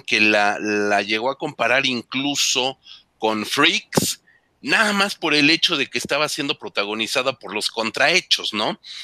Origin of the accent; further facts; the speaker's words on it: Mexico; nosotros como mexicanos